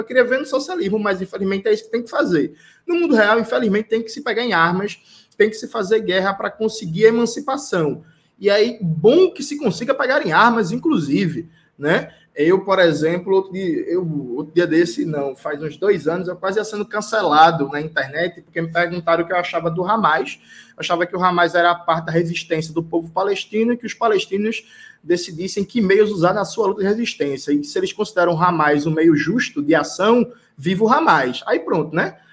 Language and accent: Portuguese; Brazil; como um bom brasileiro que sou